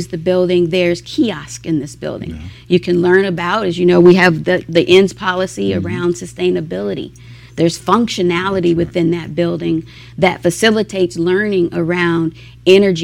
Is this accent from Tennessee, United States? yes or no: yes; Tennessee, United States; now in Denver, United States; I'm from Tennessee